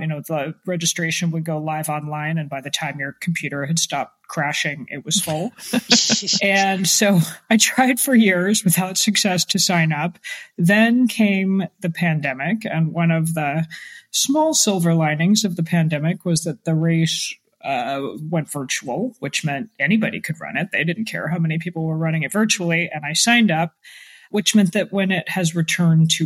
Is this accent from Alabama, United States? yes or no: no; Atlanta, Georgia, United States; now in Washington, D.C., United States; I grew up mostly in Atlanta, which also gets quite sweaty